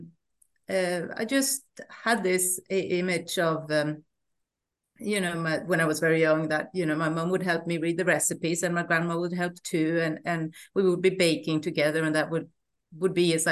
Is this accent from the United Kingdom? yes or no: no; northern Sweden, Sweden; also born or lived in Canada; I grew up in the northern parts of Sweden in a medium-sized town